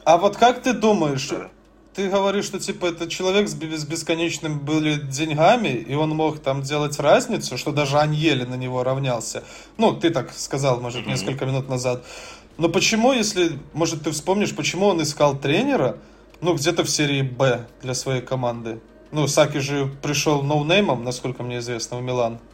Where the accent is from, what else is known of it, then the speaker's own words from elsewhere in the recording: Belarus; я ж сам из Беларуси